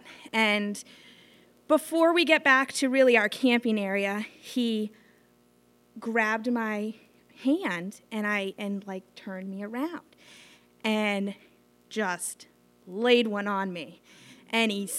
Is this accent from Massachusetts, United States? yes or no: yes; Sandwich, Massachusetts, United States; I grew up in Sandwich, so we went to Nickerson State Park